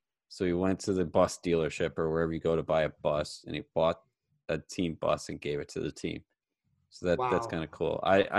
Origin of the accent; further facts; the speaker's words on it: Chicago, Illinois, United States; I grew up in the Chicago area.